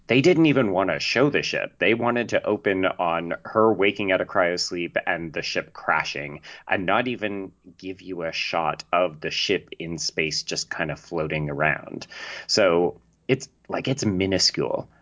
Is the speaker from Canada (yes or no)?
yes; Canada; accent: Canadian; I'm Canadian, in case people can't tell